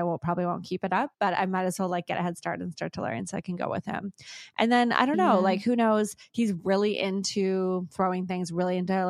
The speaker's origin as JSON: {"language": "English", "country": "Singapore", "tie": "born or raised there", "moved": "yes", "said": "I grew up in Singapore."}